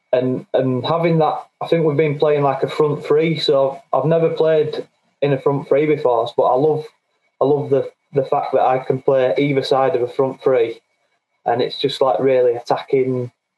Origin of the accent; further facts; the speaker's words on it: Bradford, Yorkshire and the Humber, United Kingdom; accent: Yorkshire; now in Halifax, United Kingdom; But I am from Bradford originally